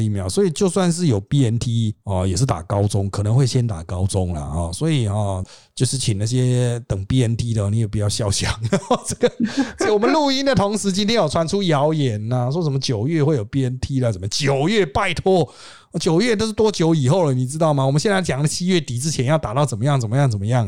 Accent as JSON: {"language": "Chinese", "country": "Taiwan", "said": "我们台湾人很厉害"}